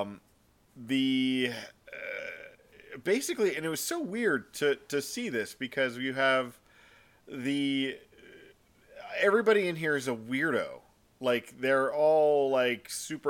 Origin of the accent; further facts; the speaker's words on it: Texas, United States; we're Texan